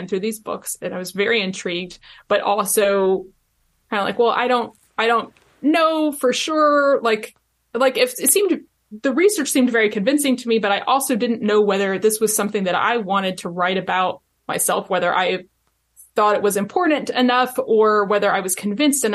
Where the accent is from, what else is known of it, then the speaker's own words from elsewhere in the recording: Virginia, United States; I am from Virginia. I grew up there.